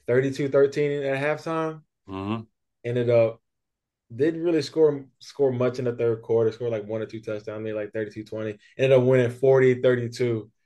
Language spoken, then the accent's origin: English; Hodgenville, Kentucky, United States; moved away as an adult; also born or lived in New York; now in Los Angeles, United States; originally I'm from a little town called Hodgenville in Kentucky.